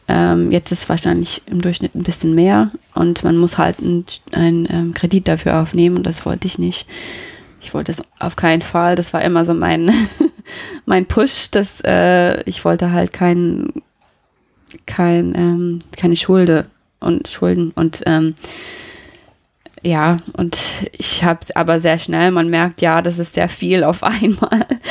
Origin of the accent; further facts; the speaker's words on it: Colorado, United States; German is a second language; moved away as an adult; also born or lived in Nashville, Tennessee / Stuttgart, Germany; now in Neustadt an der Weinstraße, Germany; Ich bin in Colorado aufgewachsen, in den USA